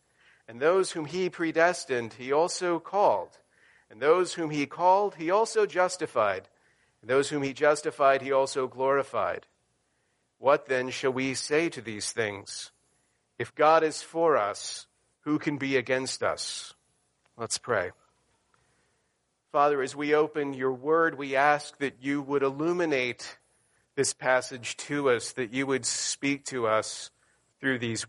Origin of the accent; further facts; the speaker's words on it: the South, United States; moved away; when I grew up in the South